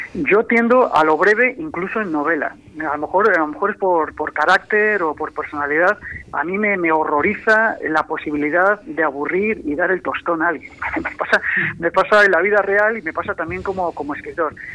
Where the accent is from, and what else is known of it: Valladolid, Castile and León, Spain; now in Madrid, Spain